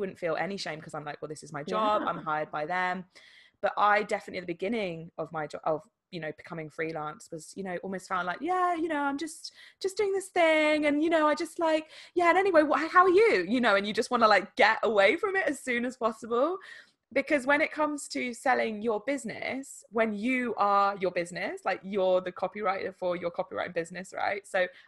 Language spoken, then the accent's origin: English; England, United Kingdom; Obviously, there's like a linguistic element of essentially English language in this instance, because we're English.